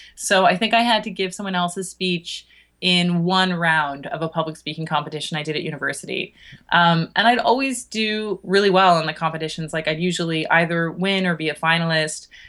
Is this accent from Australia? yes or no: no; Toronto, Ontario, Canada; moved away as an adult; now in United Kingdom; I'm Canadian, uh, from Toronto